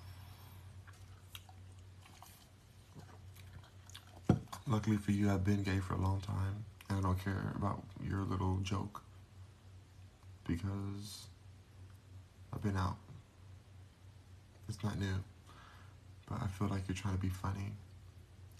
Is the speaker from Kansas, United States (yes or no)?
no; Los Angeles, California, United States; now in Texas, United States; I am a native Los Angelian, whatever it's called, I'm born and raised there